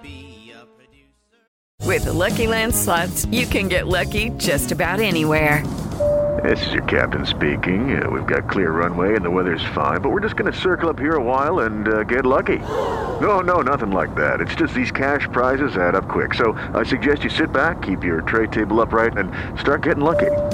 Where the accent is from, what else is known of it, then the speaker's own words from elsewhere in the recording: Beckley, West Virginia, United States; I am from Beckley, West Virginia